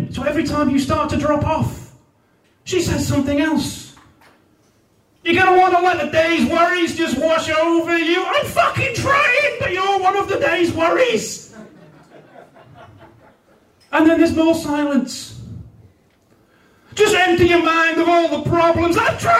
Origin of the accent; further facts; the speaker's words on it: Newport, Wales, United Kingdom; I'm from Newport in South Wales, and I don't sound like I'm from Newport in South Wales, because, as I said, I'm a bit posh.